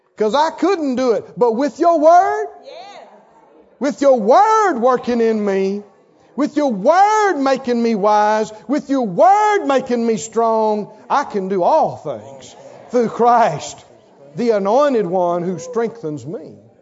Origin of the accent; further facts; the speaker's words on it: the South, United States; I'm from the South, I'm from the country, and I know because I was reared up generations to talk negative and think unbelief